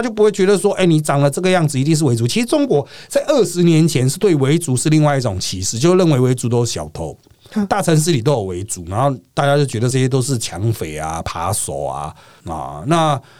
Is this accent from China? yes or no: no; Taiwan; 我们是觉得在台湾的角度看过去，单纯就是蠢了。